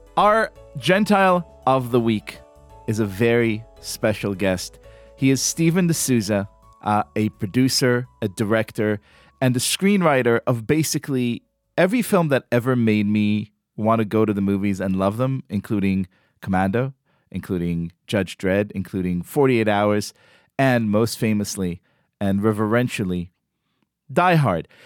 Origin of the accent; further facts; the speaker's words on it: Israel; moved away; I grew up in Israel, going to one really kind of rinky cinema in Tel Aviv